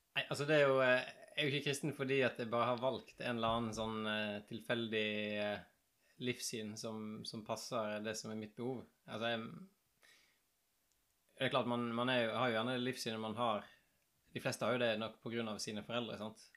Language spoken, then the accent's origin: Norwegian; Askøy, Vestland, Norway; moved away; also born or lived in Bergen; Jeg er riktignok født på sykehuset i Haukeland i Bergen, men jeg vokste opp på Askøy